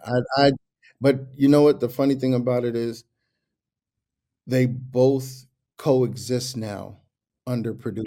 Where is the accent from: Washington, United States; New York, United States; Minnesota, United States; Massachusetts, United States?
New York, United States; I'm from New York